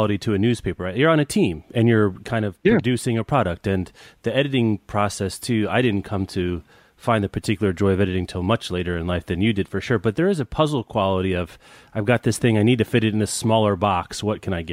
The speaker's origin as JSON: {"language": "English", "region": "Kansas", "country": "United States", "tie": "born or raised there", "said": "I grew up in Kansas"}